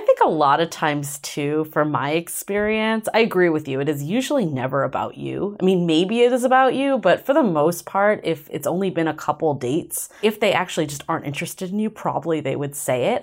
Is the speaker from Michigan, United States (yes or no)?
no; Boston, Massachusetts, United States; moved away; growing up in Boston